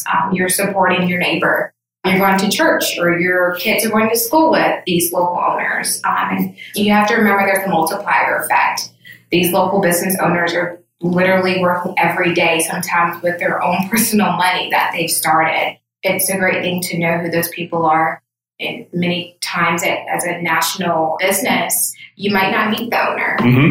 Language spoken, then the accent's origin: English; Aiken, South Carolina, United States; moved away as an adult; now in Charleston, United States; I'm from the Aiken, Augusta area